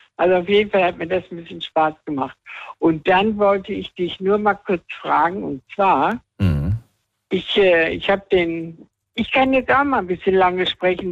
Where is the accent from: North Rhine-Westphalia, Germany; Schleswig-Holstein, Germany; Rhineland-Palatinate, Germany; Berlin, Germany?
Rhineland-Palatinate, Germany; also born or lived in Weibern; ich komme aus, aus Rheinland-Pfalz